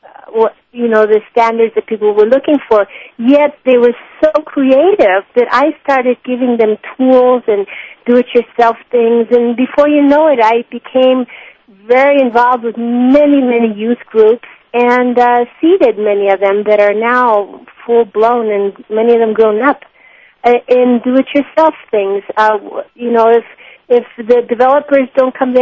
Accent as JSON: {"language": "English", "country": "Mexico", "tie": "born or raised there", "said": "I was raised in Mexico. I arrived when I was 5."}